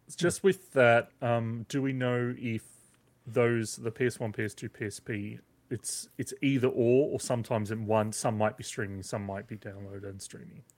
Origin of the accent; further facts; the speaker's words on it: Australia; as an Australian gamer